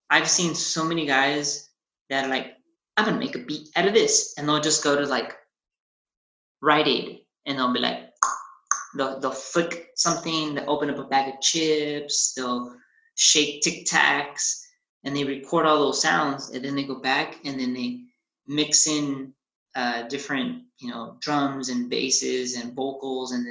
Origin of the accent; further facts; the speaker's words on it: United States; i'm i'm a mexican american right? I'm, I was born in America but definitely Mexican parts. So uh, I love like my Hispanic culture uh, or my, my Mexican culture. Both my parents immigrated from from Mexico, came to the states. I was born here